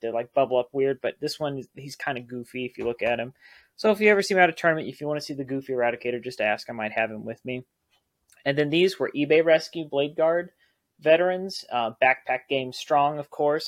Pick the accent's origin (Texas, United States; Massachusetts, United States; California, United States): Texas, United States; being from Texas